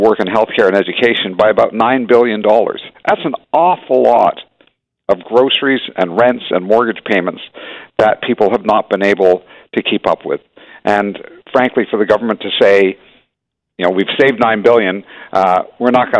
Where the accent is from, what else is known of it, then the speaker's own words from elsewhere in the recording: Hamilton, Ontario, Canada; I grew up in Hamilton. It's a union town